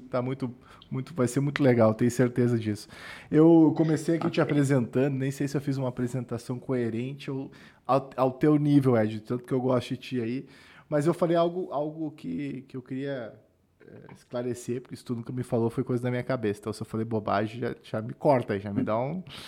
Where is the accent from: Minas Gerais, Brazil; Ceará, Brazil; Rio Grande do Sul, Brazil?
Rio Grande do Sul, Brazil; accent: gaúcho; moved away as an adult; now in São Paulo, Brazil; Eu venho do, do sul do Brasil